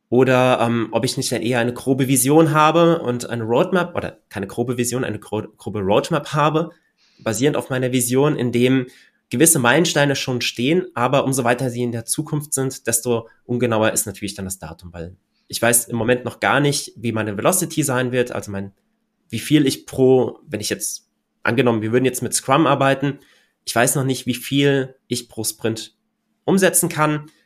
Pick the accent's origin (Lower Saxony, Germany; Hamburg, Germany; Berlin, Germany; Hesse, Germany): Hesse, Germany; Hochheim; ich komme ja aus Hochheim und wir haben hier ein Hochheim-Neubaugebiet